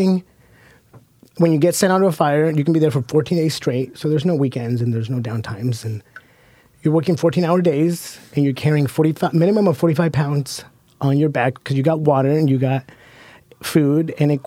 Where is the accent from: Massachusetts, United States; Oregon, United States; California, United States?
Oregon, United States; Hood River; growing up in the Columbia River Gorge on Hood River